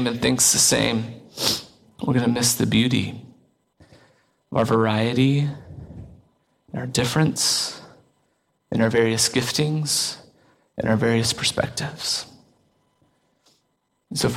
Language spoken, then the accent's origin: English; Seymour, Indiana, United States; I went to high school in literally small town USA